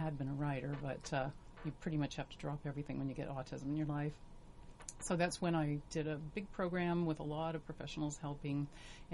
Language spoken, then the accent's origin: English; Virginia, United States; also born or lived in Los Angeles; now in Orange County, United States; I'm from Virginia, and I had lived in Los Angeles, but I moved here